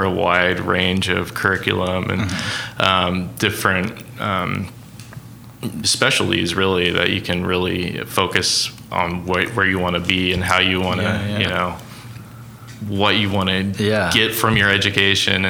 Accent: Zanesville, Ohio, United States; moved away as an adult; also born or lived in Connecticut / Chicago; now in Oklahoma, United States; And I've been born and raised in Ohio, close to Columbus, about an hour east of Columbus, a little place called Zanesville

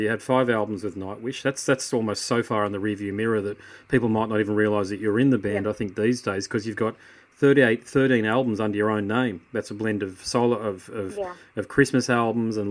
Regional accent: Australia; I'm Australian and live in Australia.

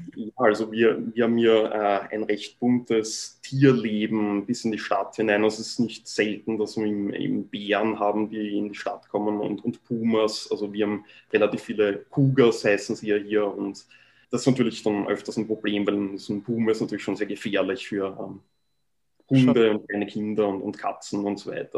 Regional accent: Vienna, Austria; moved away as an adult; now in Vancouver Island, Canada; ich bin in Wien geboren, ähm, bin dort zur Schule gegangen

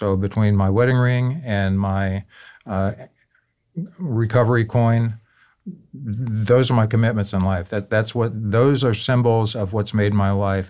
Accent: New Orleans, Louisiana, United States; My father was in the military, so we moved all over. When he retired back home to New Orleans, that's the first place I lived long enough to call home.

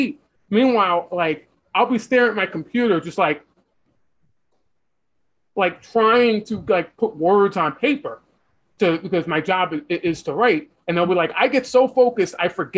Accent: New York City, New York, United States; where I'm from New York City, there's like 4 weeks the entire year where it's so cold

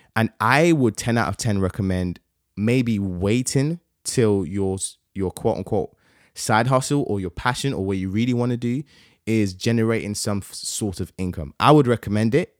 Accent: Nigeria; I'm Nigerian

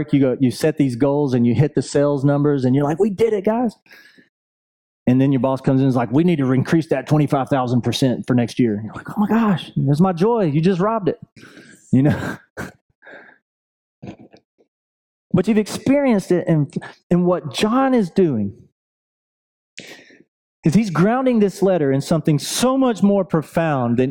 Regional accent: Buford, Georgia, United States; I'm from Buford

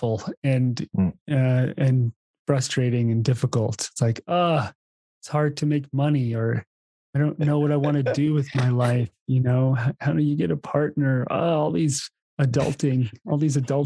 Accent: East Coast, United States; moved away; also born or lived in Hawaii; I grew up on the East Coast playing ice hockey.

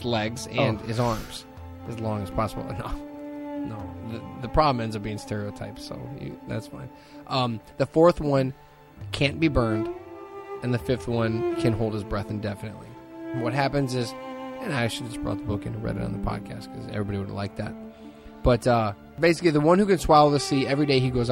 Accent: Hammond, Indiana, United States; When I was a kid, I grew up in Hessville, and I used to go to the Hanson Branch Library

